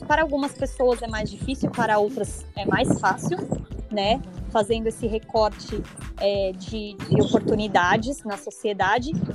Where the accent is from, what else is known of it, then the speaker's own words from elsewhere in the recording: São Paulo, Brazil; eu nasci e cresci em São Paulo, na Coab 1, Arthur Alvim, Zona Leste